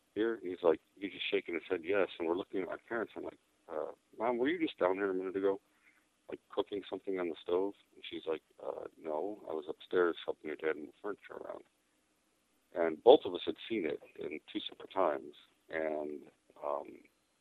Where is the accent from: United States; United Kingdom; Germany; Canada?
United States; Cicero, Illinois; also born or lived in Chicago; I grew up in Cicero, which is, I was born in Chicago, grew up in Cicero